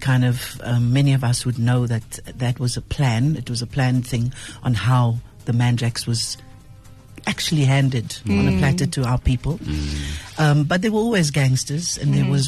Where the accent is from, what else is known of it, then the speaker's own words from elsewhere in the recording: Cape Town, Western Cape, South Africa; I was born in Cape Town